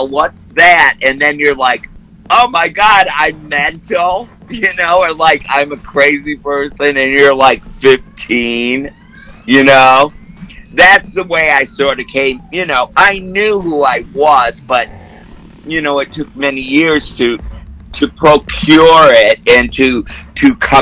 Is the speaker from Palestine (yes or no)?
no; Midwest, United States; I grew up in the Midwest